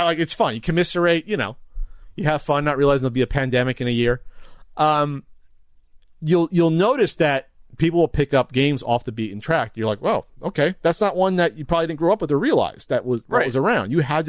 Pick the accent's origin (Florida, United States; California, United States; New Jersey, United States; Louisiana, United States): New Jersey, United States; I'm from New Jersey. I like pork roll, and you go.